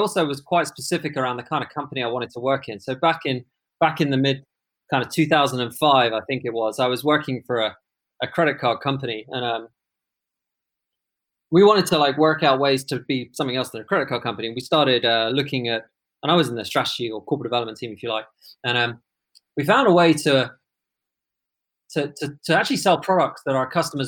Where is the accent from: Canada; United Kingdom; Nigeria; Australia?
United Kingdom; London; I grew up in London